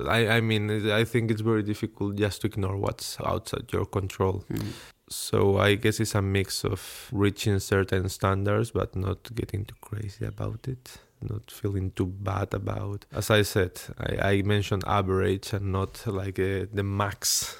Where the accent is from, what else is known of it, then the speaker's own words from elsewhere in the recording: Spain; English is a second language; moved away as an adult; now in Stockholm, Sweden; I'm a human from Spain, living in Stockholm, doing my PhD in between psychology and human-robot interaction.